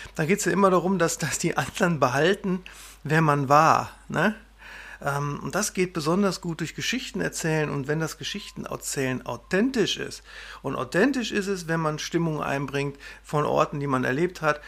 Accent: Wesel, North Rhine-Westphalia, Germany; moved away as an adult; also born or lived in Bochum / Berlin; now in Münsterland, Germany; Ich bin in Wesel am Niederrhein aufgewachsen

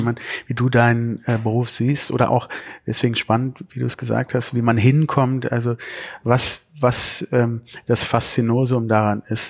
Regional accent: Düsseldorf, North Rhine-Westphalia, Germany; ich bin in Düsseldorf geboren

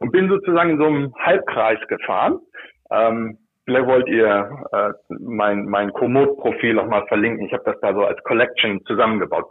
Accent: Lower Saxony, Germany; moved away as an adult; also born or lived in Northern Germany; now in United States; Ich bin äh, selbstidentifizierender Niedersachse

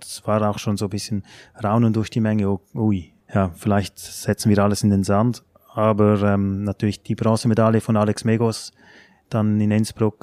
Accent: Switzerland; moved away as an adult; now in Germany; bei uns in der Schweiz

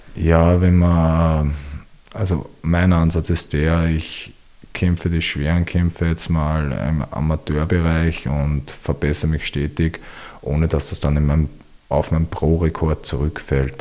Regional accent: Wiener Neustadt, Lower Austria, Austria; ich komme aus Wiener Neustadt

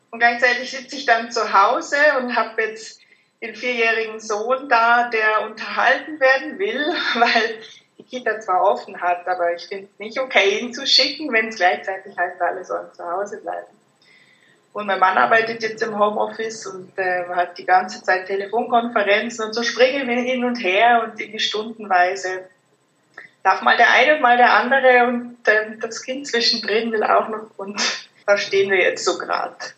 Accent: Germany; moved away as an adult; now in Zurich, Switzerland; wie man hört, bin ich aus Deutschland, wohne jetzt seit fast 10 Jahren

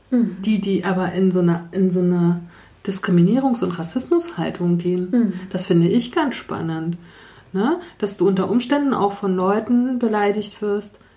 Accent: Mecklenburg-Vorpommern, Germany; aus Mecklenburg-Vorpommern

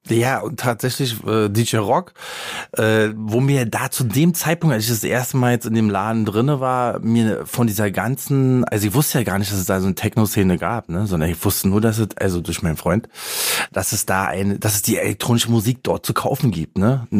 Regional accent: Berlin, Germany; der Bezirk, wo ich aufgewachsen bin

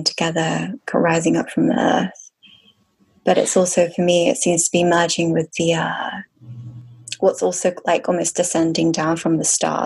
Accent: near Avebury, Wiltshire, South West England, United Kingdom; also born or lived in Bath; I was born in Bath, so Bath's just like the nearest city to Glastonbury, but then I grew up near Avebury, so just like in a village called Cheryl.

